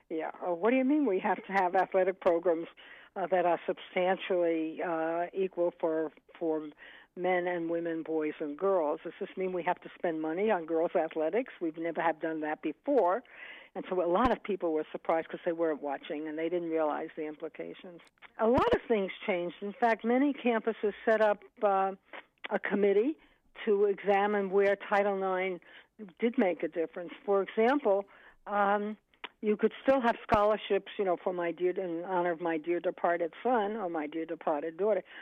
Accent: Birmingham, Alabama, United States; I grew up in Birmingham, Alabama, at a time when Birmingham was the most segregated big city in America.

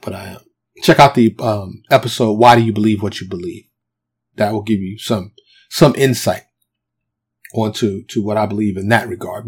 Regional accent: New York City, New York, United States; moved away as an adult; now in Texas, United States; growing up in New York City

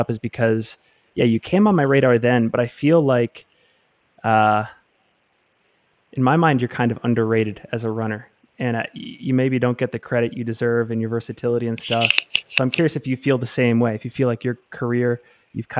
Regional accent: Salt Lake City, Utah, United States; my hometown of Salt Lake City, Utah.

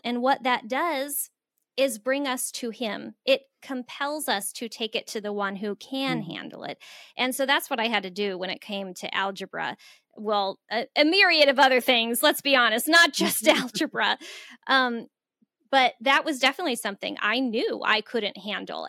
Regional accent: Phoenix, Arizona, United States; moved away as an adult; also born or lived in Florida / Central Minnesota; I grew up in the inner city of Phoenix

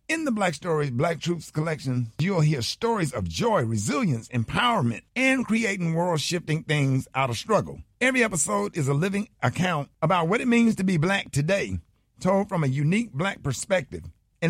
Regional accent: Birmingham, Alabama, United States; Now, you know I'm from Birmingham, Alabama, so I'm always intrigued with historical events that have happened in my state.

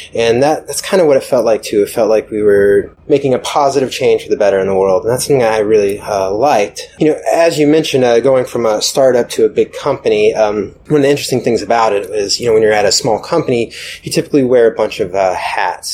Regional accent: Atlanta, Georgia, United States; moved away as an adult; also born or lived in New York; I'm from Atlanta originally

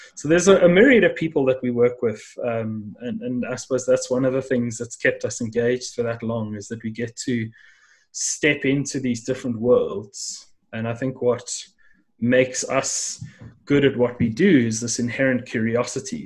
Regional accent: South Africa; there were many people from around the world that somehow ended up here at the bottom end of Africa, and and that's how I ended up uh, coming to to life.

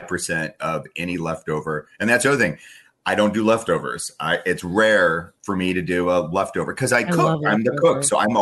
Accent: South Dakota, United States; well, I'm from South Dakota, and like, you know, we were up there in the north in the plains, and it was 1,000,000,000 degrees below zero

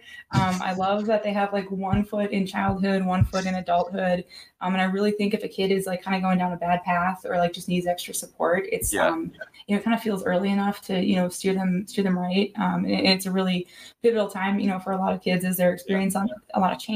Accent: Milwaukee, Wisconsin, United States; I grew up in Milwaukee, Wisconsin.

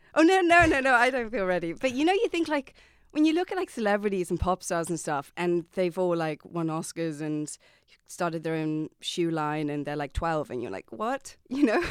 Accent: Saffron Walden, East of England, United Kingdom; moved away as an adult; also born or lived in Pittsburgh, United States / London, United Kingdom; now in Dublin, Ireland; I grew up in America, so I was born in Pittsburgh. My mum's American, and I lived there till I was nine years old. And then I moved to England

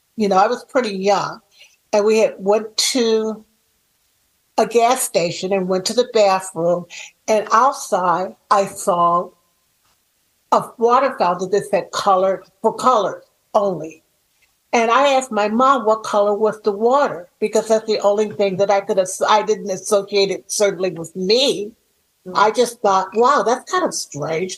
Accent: Chicago, Illinois, United States; born or raised there

